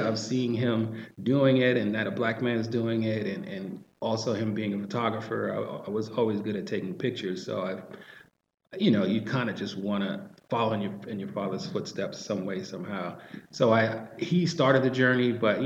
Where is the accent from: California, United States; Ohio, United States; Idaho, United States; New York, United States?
New York, United States; New York City; growing up in Harlem